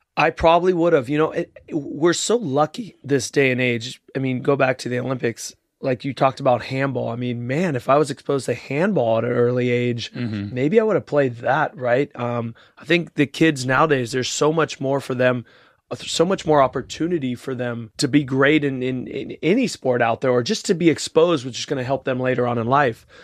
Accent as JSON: {"language": "English", "region": "Rio de Janeiro", "country": "Brazil", "tie": "born or raised there", "moved": "yes", "said": "I was born in Rio"}